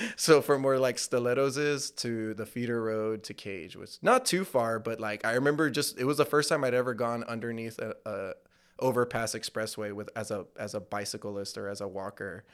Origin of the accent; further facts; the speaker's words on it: McAllen, Texas, United States; moved away as an adult; also born or lived in Pharr, Texas; I was born in McAllen Medical Center, dude, uh, in the eighties